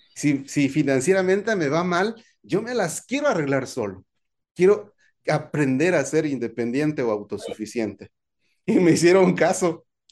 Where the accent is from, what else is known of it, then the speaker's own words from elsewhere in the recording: Veracruz, Mexico; moved away as an adult; also born or lived in Nuevo León / Tamaulipas; A los 18, años, años, salí de mi pueblo natal